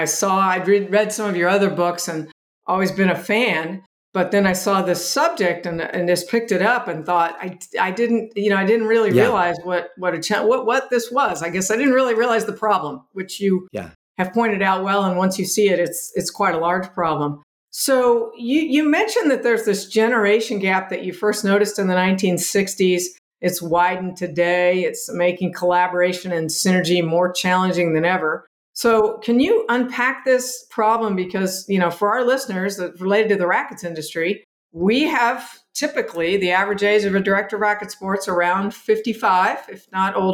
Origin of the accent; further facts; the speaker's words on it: Kansas City, United States; the Kansas City Royals from my hometown